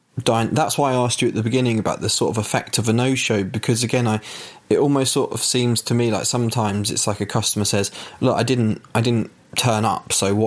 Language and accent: English; United Kingdom; I'm British